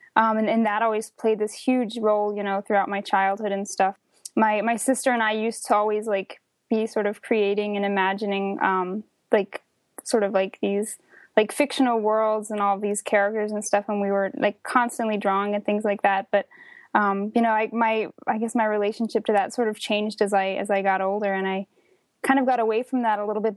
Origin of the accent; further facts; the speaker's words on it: northern New Jersey, United States; I grew up in the suburbs of northern New Jersey, about an hour outside of New York